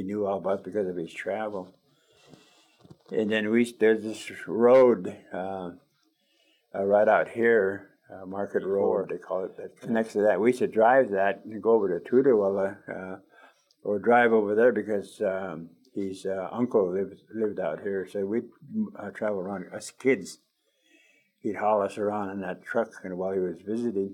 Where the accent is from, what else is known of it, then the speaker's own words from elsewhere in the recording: Umatilla Indian Reservation, Northeastern Oregon, United States; I'm from the Umatilla Indian Reservation in Northeastern Oregon